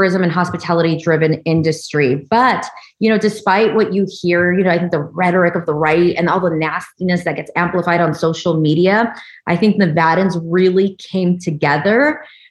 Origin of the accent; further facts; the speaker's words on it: Hacienda Heights, California, United States; moved away as an adult; also born or lived in Monterey Park, California; now in Las Vegas, United States; born and raised in Southern California, I grew up in a little town about 20 minutes east of LA called Hacienda Heights